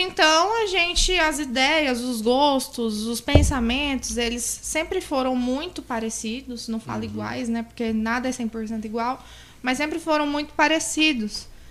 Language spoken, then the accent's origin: Portuguese; Barra do Garças, Mato Grosso, Brazil; Eu sou nascida e criada em Barra do Garças